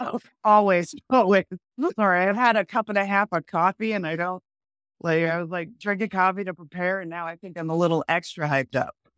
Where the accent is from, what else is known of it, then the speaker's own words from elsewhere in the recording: New Hampshire, United States; moved away as an adult; also born or lived in Massachusetts / Vermont / Maine; I grew up in New Hampshire